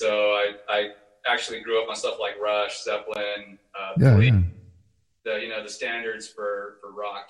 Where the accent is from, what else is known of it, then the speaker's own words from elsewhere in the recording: San Antonio, Texas, United States; now in Dallas, United States; I'm from San Antonio